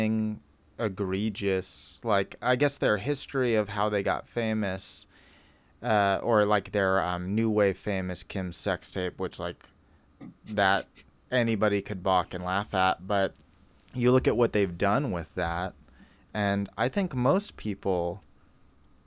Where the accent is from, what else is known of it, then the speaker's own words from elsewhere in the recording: Sunnyvale, California, United States; I grew up in Sunnyvale, close to Oakland Bay Area